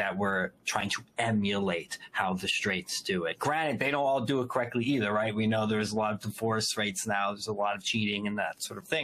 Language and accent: English; New Jersey, United States; I'm from Jersey and my Italian side just smiles